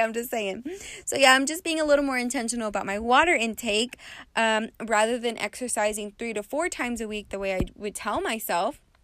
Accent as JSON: {"language": "English", "region": "West Texas", "country": "United States", "moved": "yes", "lives_now": "Las Vegas, United States", "said": "I come from West Texas"}